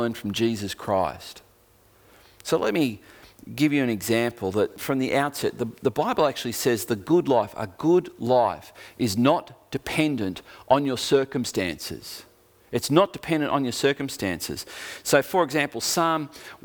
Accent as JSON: {"language": "English", "town": "Geelong", "region": "Victoria", "country": "Australia", "tie": "born or raised there", "moved": "yes", "lives_now": "Tasmania, Australia", "said": "my growing up in Geelong"}